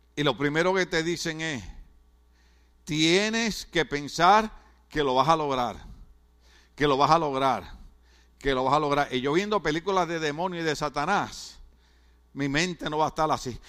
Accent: Puerto Rico; now in California, United States; en mi país, en Puerto Rico

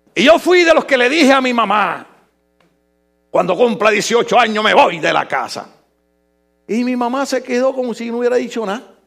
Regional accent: Puerto Rico; now in United States; mi Puerto, Rico

